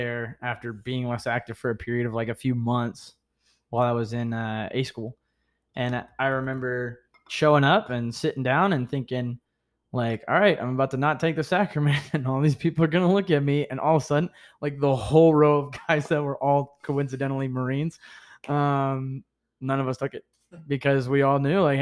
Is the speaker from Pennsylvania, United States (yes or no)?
no; Ohio, United States; born or raised there